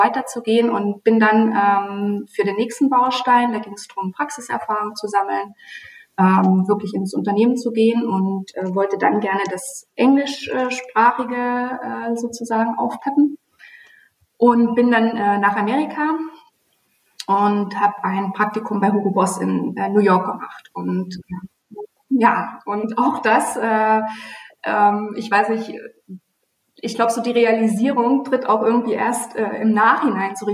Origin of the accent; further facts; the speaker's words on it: Bautzen, Saxony, Germany; Also woher komme ich? Ich fange mal geografisch an. Ich komme ähm, aus Bautzen.